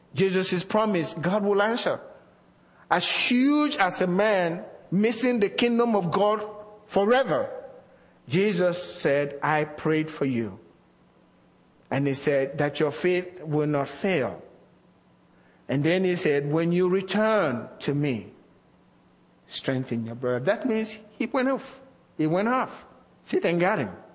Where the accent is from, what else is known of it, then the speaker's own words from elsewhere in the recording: Nigeria; moved away; as a young Christian growing up in Nigeria